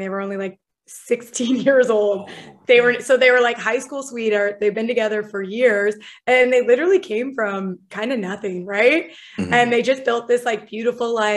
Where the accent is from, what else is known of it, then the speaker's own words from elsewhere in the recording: LaSalle, Ontario, Canada; moved away as an adult; I was born in LaSalle, Ontario. I was raised in LaSalle, Ontario.